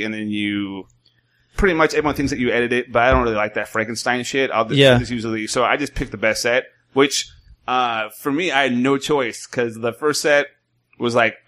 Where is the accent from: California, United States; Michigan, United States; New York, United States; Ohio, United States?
California, United States; Modesto; I'm from Modesto, California